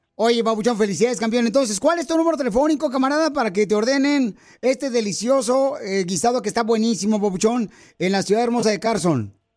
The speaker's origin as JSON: {"language": "Spanish", "region": "Michoacán", "country": "Mexico", "moved": "yes", "lives_now": "United States", "said": "yo soy de Michoacán"}